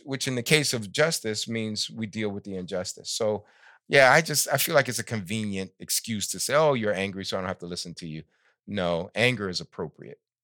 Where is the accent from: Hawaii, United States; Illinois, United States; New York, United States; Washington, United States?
New York, United States; I grew up in New York in the sixties